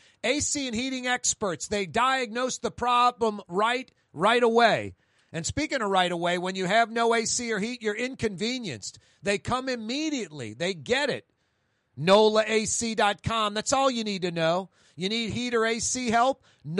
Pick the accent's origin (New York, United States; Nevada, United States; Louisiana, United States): Louisiana, United States; New Orleans; I'm from New Orleans. So proud to stick your chest out when you're on a vacation that you're from New Orleans.